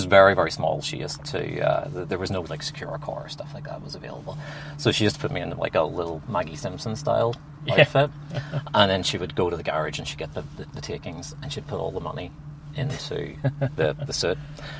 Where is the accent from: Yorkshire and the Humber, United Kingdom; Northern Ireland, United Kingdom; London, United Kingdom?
Northern Ireland, United Kingdom; I grew up in the Troubles in Northern Ireland. and from with very religious parents as a screaming homosexual.